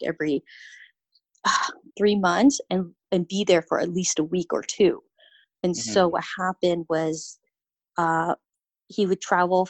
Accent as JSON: {"language": "English", "country": "United States", "also_born_or_lived": "Milan, Italy", "moved": "as an adult", "said": "I'm Asian American"}